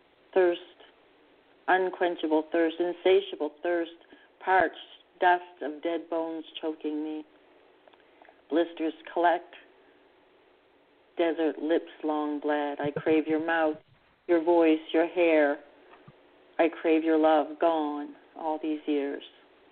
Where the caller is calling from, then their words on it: Canada; I'm calling from Canada.